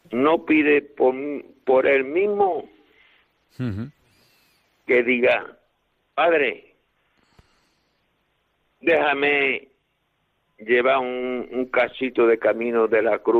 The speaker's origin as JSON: {"language": "Spanish", "town": "Málaga", "region": "Andalusia", "country": "Spain", "also_born_or_lived": "Paris, France", "moved": "yes", "lives_now": "Villablanca, Spain", "said": "yo soy malagueño, después de Málaga me fui a París, en Francia he estado siete años, hoy vivo aquí en Villablanca, en Huerva, llevo tres años y medio"}